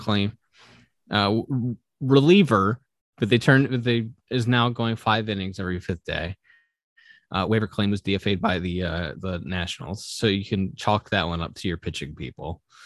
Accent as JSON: {"language": "English", "country": "United States", "said": "as an American"}